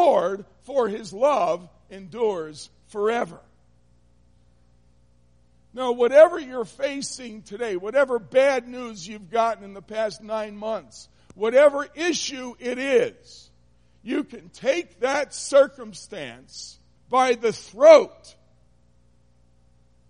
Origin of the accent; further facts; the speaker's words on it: New Jersey, United States; now in Michigan, United States; I'm not from Michigan. I'm from New Jersey, and we're rude